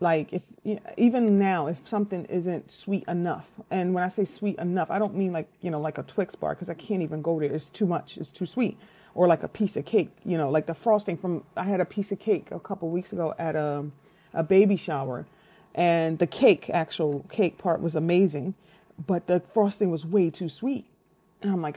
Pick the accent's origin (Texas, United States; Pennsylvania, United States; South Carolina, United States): Pennsylvania, United States; Philadelphia; I'm from Philly